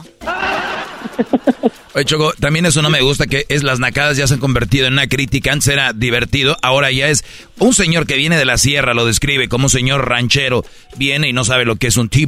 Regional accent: Casas Grandes, Chihuahua, Mexico; Pues somos de Casa Grande, de allá del pueblo viene eh, mi, mi, tío aquí llegó en el 70 y no sé qué, y ya soy tercera generación.

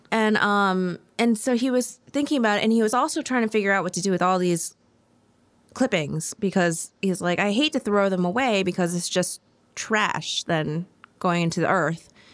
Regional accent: Ohio, United States; also born or lived in New York / Madison, Tennessee; now in Nashville, United States; I'm from Ohio originally, and then moved to New York

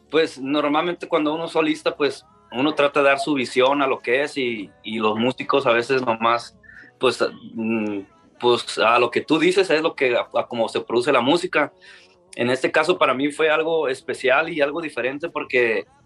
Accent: Ciudad Obregón, Sonora, Mexico; yo también soy de, yo soy de Ciudad Obregón

